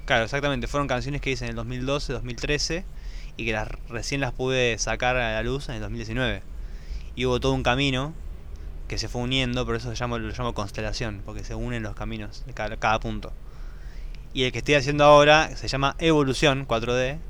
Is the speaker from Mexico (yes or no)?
no; Buenos Aires, Argentina; yo por lo menos soy nacido en Buenos Aires sí. y siempre fui un bicho de ciudad.